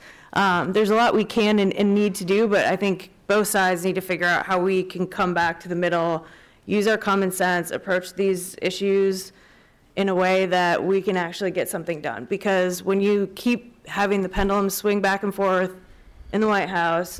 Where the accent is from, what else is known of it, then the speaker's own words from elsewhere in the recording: Wisconsin, United States; I'm from Wisconsin, and until I went down to the border, you don't really understand it. I didn't grow up with it.